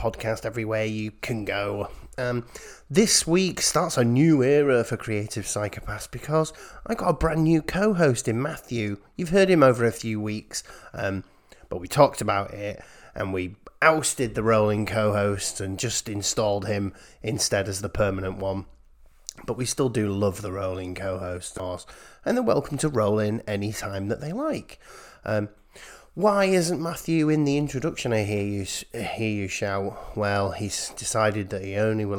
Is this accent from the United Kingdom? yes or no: yes; United Kingdom; as a British person